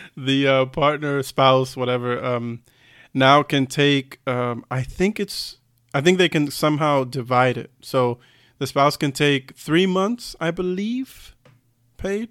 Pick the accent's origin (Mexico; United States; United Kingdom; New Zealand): United States; moved away as an adult; now in Germany; being an American